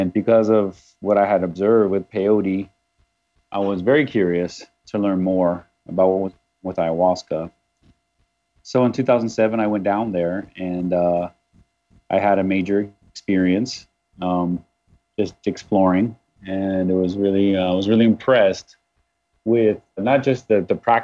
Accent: Arizona, United States; moved away as an adult; also born or lived in California; I'm from Arizona originally

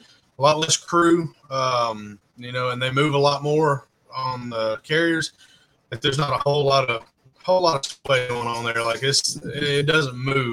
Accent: Alabama, United States; born and raised in Alabama

